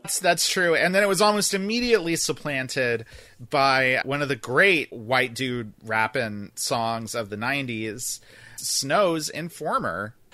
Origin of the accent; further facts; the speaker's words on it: North Florida, United States; moved away; I grew up in Florida. I grew up in North Florida specifically